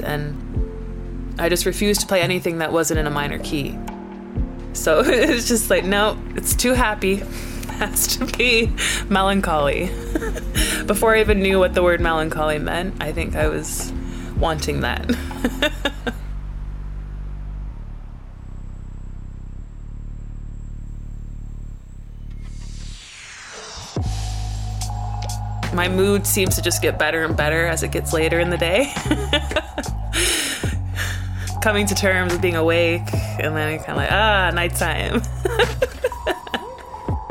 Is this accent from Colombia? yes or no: no; Canada; also born or lived in Brighton; now in London, United Kingdom; Where I grew up in Canada was completely different. I grew up sort of in the middle of nowhere